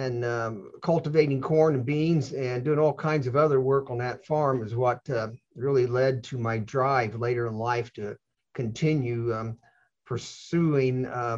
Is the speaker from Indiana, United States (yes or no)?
yes; central Indiana, United States; I was raised on a dairy farm in central Indiana. We were poor.